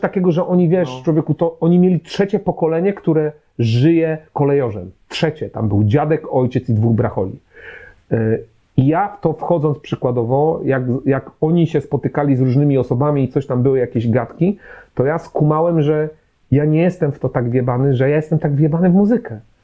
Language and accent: Polish; Poznań, Greater Poland, Poland; jestem z Poznania